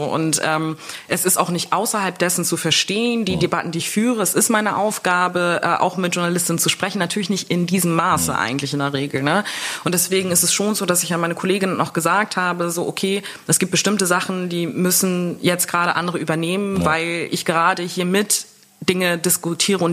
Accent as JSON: {"language": "German", "country": "Germany", "tie": "born or raised there", "said": "bis ich zwölf war, also zwölf Jahre haben wir dann in Deutschland gelebt"}